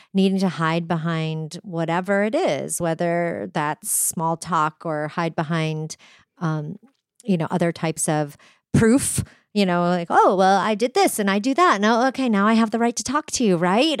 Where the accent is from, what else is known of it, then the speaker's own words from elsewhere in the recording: New Hampshire, United States; I was raised in New Hampshire